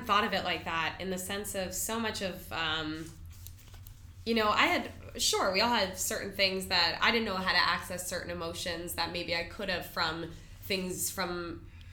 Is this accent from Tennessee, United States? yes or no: no; West Palm Beach, Florida, United States; I'm from West Palm